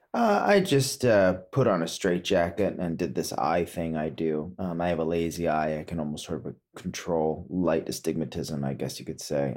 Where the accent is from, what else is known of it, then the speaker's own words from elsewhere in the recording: Potomac, Maryland, United States; moved away; also born or lived in Woodstock, New York / California; growing up in Potomac, Maryland